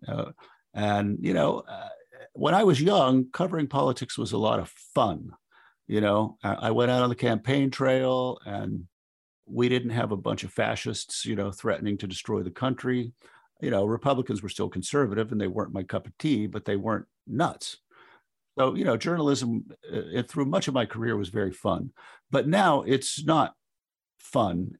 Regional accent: West Virginia, United States; my home state of West Virginia

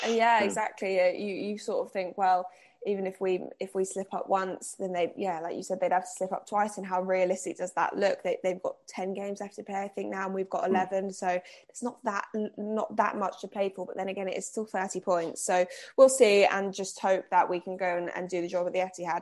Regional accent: Cambridge, East of England, United Kingdom; moved away; I'm not originally from here. I'm originally from Cambridge

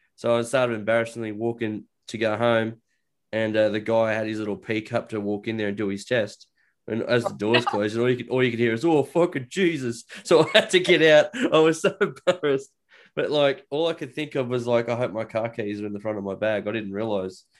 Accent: Australia; I'm Australian

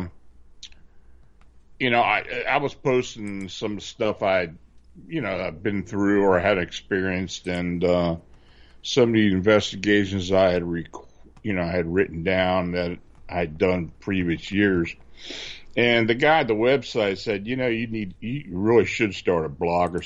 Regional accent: near Gettysburg, Pennsylvania, United States; moved away as an adult; also born or lived in Baltimore, Maryland; I was living near Gettysburg, which I do now again, and I used to spend a lot of time on the battlefield as a kid. So I used to get on my bike and ride from my hometown

